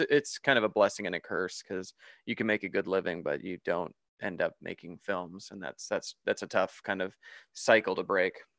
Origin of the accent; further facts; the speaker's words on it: Canada; moved away as an adult; also born or lived in Toronto, Canada; now in Las Vegas, United States; I'm originally from Canada, and I live in Las Vegas now